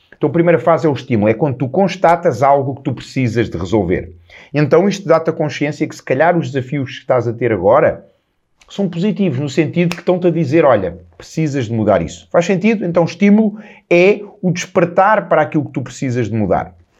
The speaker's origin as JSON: {"language": "Portuguese", "region": "Lisbon", "country": "Portugal", "tie": "born or raised there", "said": "na minha casa em, em Lisboa, a casa onde eu nasci, a casa onde eu, onde eu cresci"}